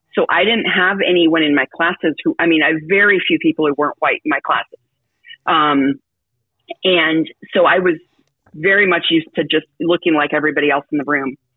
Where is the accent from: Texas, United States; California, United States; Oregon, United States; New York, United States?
California, United States; Petaluma; also born or lived in San Francisco, United States; we grew up in Petaluma